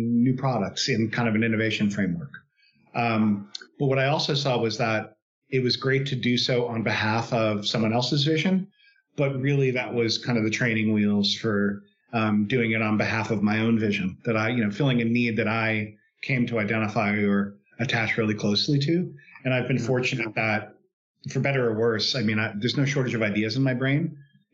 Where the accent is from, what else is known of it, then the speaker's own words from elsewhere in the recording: New York City, New York, United States; moved away as an adult; now in San Francisco Bay Area, United States; I'm originally from New York, actually New York City. Grew up there, went to undergraduate there